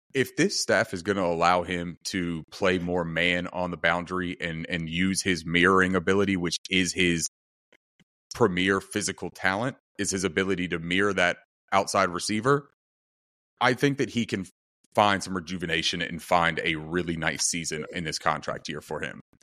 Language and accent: English; North Carolina, United States; I'm from North Carolina